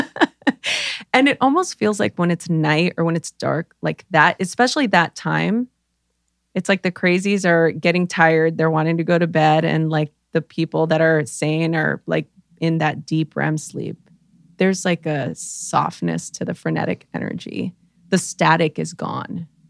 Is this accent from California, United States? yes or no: yes; Los Angeles, California, United States; I grew up in East LA during the LA riots